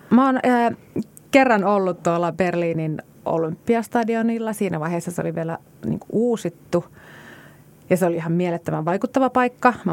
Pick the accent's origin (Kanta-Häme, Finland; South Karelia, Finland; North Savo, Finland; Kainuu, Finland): Kainuu, Finland; Kajaani; Mä oon, mä oon itse kotoisin Kajaanista, jossa on 37 000 asukasta